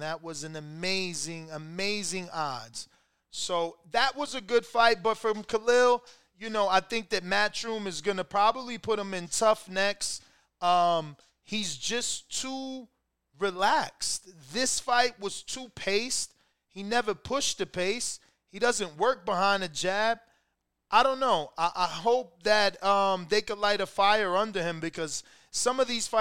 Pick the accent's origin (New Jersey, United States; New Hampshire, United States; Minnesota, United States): New Jersey, United States; I'm from New Jersey